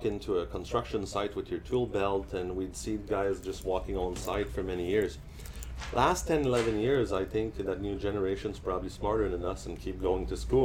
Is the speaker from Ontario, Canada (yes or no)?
no; Montreal, Quebec, Canada; English is a second language; moved away as an adult; also born or lived in Edmonton; now in Vancouver, Canada; I'm from Montreal originally, came here in 1989 to learn English.